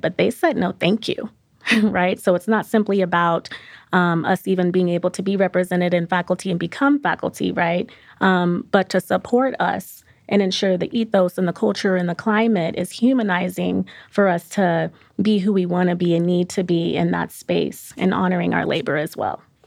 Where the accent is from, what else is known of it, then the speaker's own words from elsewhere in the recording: Aurora, Colorado, United States; I'm also from Aurora, Colorado